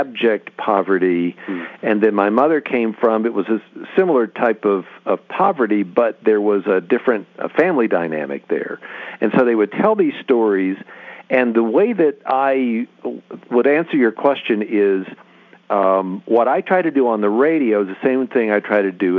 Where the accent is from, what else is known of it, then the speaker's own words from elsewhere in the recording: West Virginia, United States; now in Arizona, United States; I grew up in West Virginia, which is a very, my mom was a big reader, but it's an oral culture